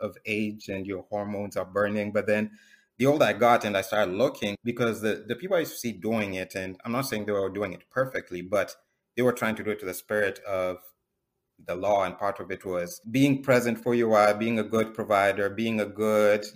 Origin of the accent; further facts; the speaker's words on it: Kenya; moved away as an adult; now in United States; I grew up in Kenya.